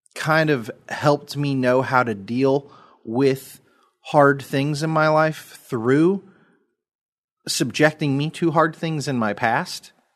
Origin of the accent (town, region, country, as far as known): United States